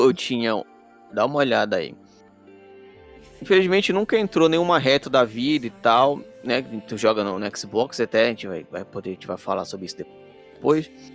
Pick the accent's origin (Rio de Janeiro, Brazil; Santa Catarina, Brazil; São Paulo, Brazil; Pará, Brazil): Pará, Brazil; eu sou do Pará